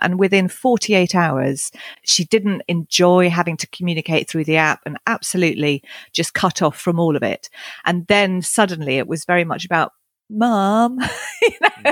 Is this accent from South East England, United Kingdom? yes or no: yes; East Sussex, South East England, United Kingdom; moved away as an adult; also born or lived in Henley-on-Thames; now in Cotswolds, United Kingdom; I was born down in Henley on Thames, and I, I grew up in East Sussex, but over the last decade have moved back to the Cotswolds